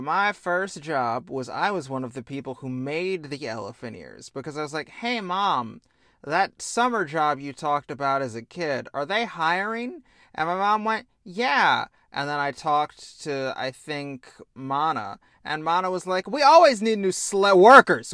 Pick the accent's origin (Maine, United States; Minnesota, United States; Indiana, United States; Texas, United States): Indiana, United States; I like cornhole, which means I'm also from Indiana